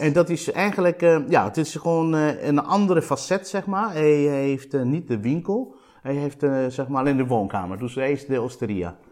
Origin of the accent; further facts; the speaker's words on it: Sicily, Italy; Dutch is a second language; moved away as an adult; also born or lived in Delft, Netherlands / Leiden, Netherlands / Amsterdam, Netherlands; now in Netherlands; Ik kom uit een handelsfamilie uit Sicilië die altijd in de levensmiddelhandel heeft gezeten